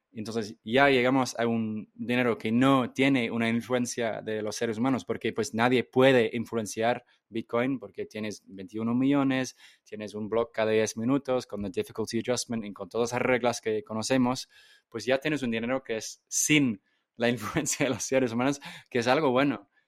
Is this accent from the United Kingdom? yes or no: yes; England, United Kingdom; Spanish is a second language; moved away; yo crecí en Inglaterra